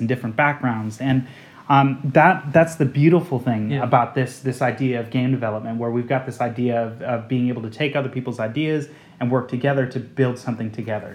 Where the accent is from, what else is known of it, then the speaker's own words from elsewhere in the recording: outside of San Francisco, California, United States; now in London, United Kingdom; I grew up outside of San Francisco